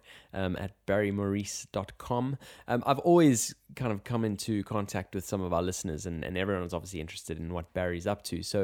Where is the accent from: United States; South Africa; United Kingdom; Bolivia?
South Africa; being South African